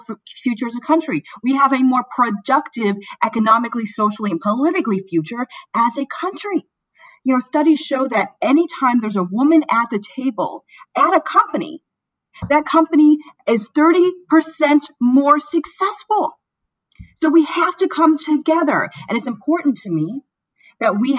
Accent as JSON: {"language": "English", "region": "Florida", "country": "United States", "tie": "born or raised there", "also_born_or_lived": "Chicago, Illinois / St. Louis, Missouri", "moved": "yes", "said": "I was born in Chicago. I grew up in Florida. I spent about a decade in St. Louis"}